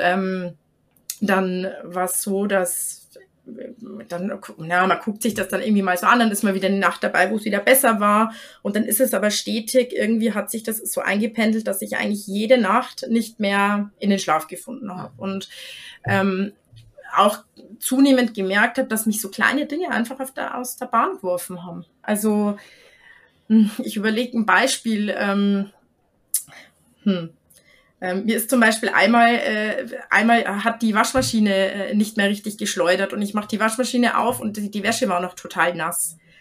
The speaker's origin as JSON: {"language": "German", "country": "Germany", "said": "bei uns in Deutschland"}